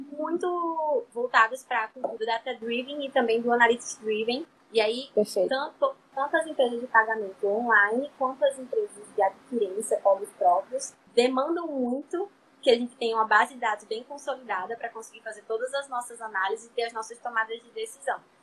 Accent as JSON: {"language": "Portuguese", "town": "Natal", "region": "Rio Grande do Norte", "country": "Brazil", "said": "eu sou aqui do Nordeste, de Natal, Rio Grande do Norte"}